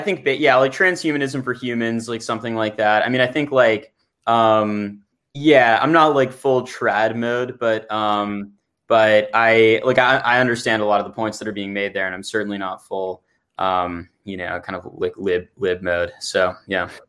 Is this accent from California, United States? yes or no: yes; Santa Barbara, California, United States; I grew up in Santa Barbara